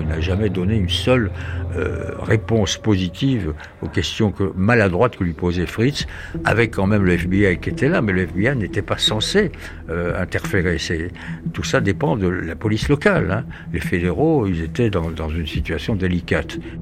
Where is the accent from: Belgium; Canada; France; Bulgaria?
France; accent: French; mon accent français